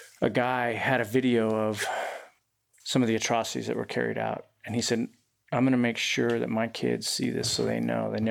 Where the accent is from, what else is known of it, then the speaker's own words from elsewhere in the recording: Utah, United States; moved away as an adult; I grew up in Utah